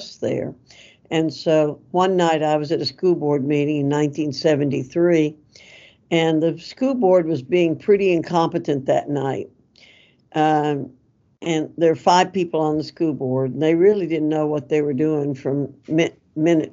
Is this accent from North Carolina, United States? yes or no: yes; Avery County, North Carolina, United States; I grew up in Avery County. My family moved to Avery County when I was 6 and a half years old